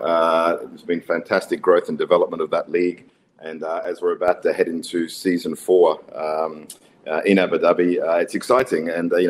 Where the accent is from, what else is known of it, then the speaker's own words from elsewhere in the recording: Queensland, Australia; But yeah, as an Australian, as a Queensland boy